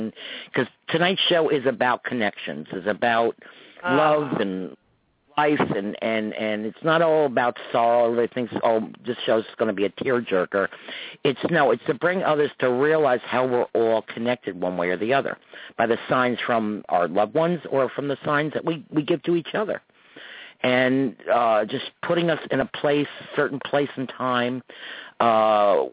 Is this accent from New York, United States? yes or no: yes; Croton, New York, United States; at the Summerfest in my hometown, Croton Nuts in New York